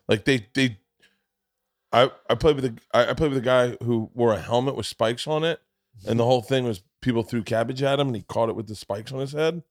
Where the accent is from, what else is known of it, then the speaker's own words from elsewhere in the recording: the South, United States; I grew up in the South